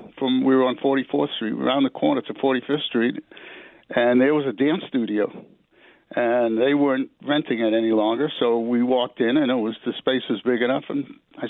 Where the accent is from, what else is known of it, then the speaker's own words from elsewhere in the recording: Worcester, Massachusetts, United States; born there; now in New York, United States; I wasn't born here. I was born in Worcester, Massachusetts, which is a city right outside of Boston, or about 40 miles from Boston.